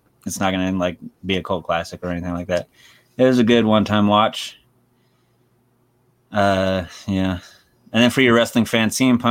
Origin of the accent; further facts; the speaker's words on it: Kansas, United States; I'm from Kansas